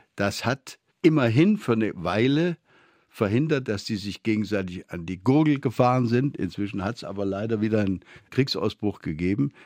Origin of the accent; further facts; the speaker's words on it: Beuren, Baden-Württemberg, Germany; Meine Schulfreunde nannten mich das Bürgermeisterle da im Schwäbischen